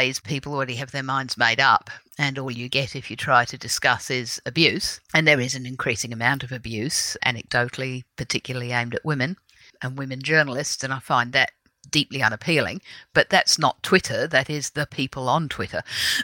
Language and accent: English; Adelaide, South Australia, Australia; born or raised there; also born or lived in United Kingdom